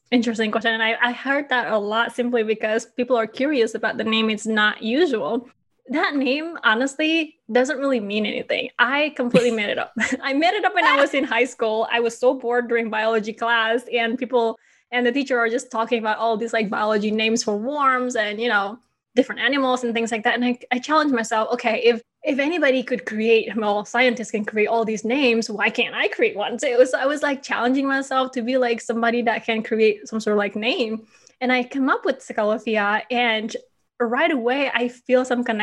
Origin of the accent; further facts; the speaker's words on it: Bali, Indonesia; now in Chicago, United States; But the idea is that my husband and I were thinking, okay, I am from Bali.